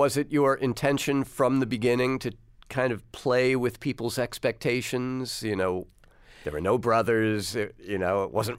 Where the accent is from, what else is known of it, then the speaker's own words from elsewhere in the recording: New York, United States; I grew up here in New York in the 70s